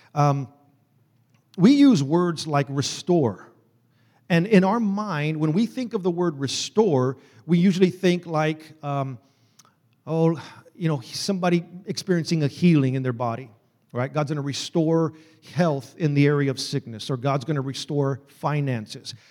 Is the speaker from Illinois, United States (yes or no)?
no; Texas, United States; I'm from Texas, y'all